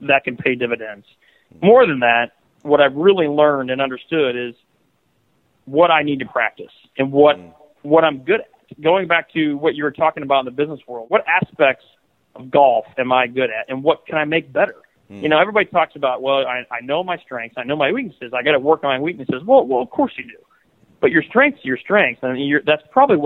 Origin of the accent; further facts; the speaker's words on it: Iowa, United States; growing up in Iowa